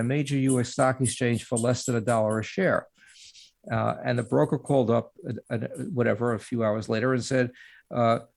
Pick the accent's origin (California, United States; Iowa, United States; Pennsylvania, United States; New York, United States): New York, United States; now in Santa Barbara, United States; I'm from New York.